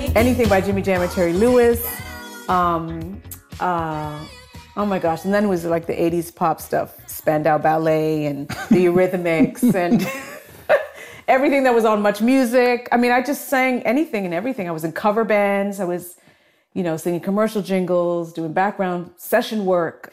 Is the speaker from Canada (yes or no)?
yes; Toronto, Ontario, Canada; also born or lived in Scarborough, Toronto; I grew up in, in Flemington Park and then moved to Scarborough